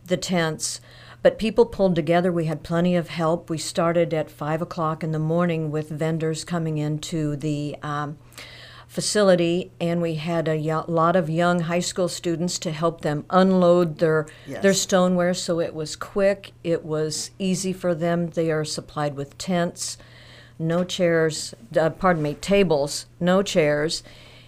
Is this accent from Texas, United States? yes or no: no; Monmouth, Illinois, United States; now in Galesburg, United States; I was originally from Monmouth, born and raised just west of town, went to Yorkwood High School